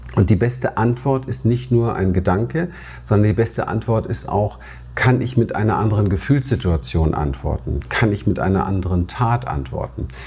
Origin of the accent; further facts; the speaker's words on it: Berlin, Germany; Ich bin in Berlin aufgewachsen, im Hinterhof aufgewachsen